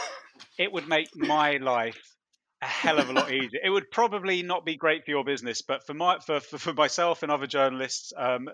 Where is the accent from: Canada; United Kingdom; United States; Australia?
United Kingdom; I am I'm British